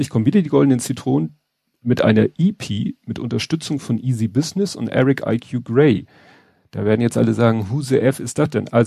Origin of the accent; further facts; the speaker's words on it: Hamburg, Germany; das ist natürlich für einen Hamburger wie mich alles so, klar kennt man den Stadtteil Wandsbek, man kennt äh, Wellingsbüttel